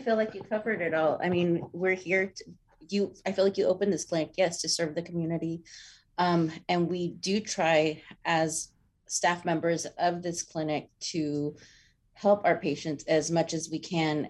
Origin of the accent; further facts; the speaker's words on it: Texas, United States; moved away as an adult; now in Anchorage, United States; I'm originally from Texas